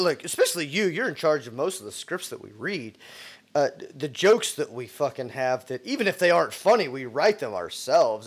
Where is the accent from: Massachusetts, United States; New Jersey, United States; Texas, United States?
Texas, United States; I'm from Texas.